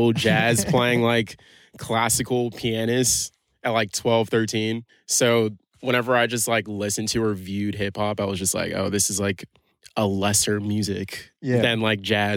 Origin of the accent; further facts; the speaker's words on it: New York City, New York, United States; also born or lived in Boston; I'm from Brooklyn, New York